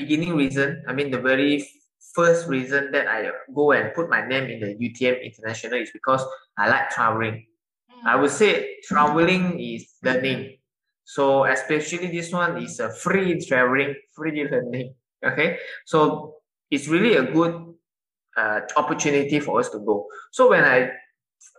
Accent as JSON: {"language": "English", "region": "Sabah", "country": "Malaysia", "tie": "born or raised there", "moved": "yes", "lives_now": "Johor Bahru, Malaysia", "said": "I'm from Sabah"}